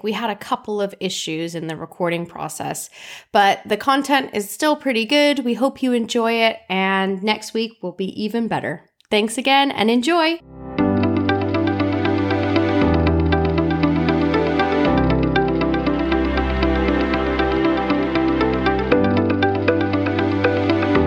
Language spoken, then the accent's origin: English; Coronado, California, United States; I grew up in Coronado